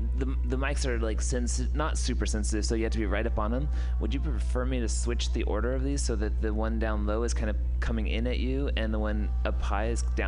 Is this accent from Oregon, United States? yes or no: yes; Portland, Oregon, United States; So I grew up in Portland